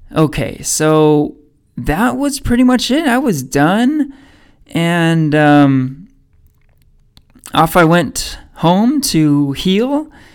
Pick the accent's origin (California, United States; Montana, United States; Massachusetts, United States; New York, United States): California, United States; Danville; I grew up in Danville